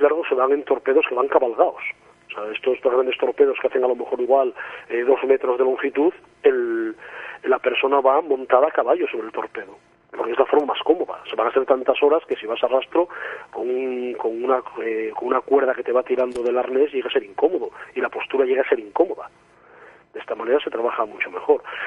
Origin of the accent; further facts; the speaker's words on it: Asturias, Spain; yo soy asturiano, vivo en Asturias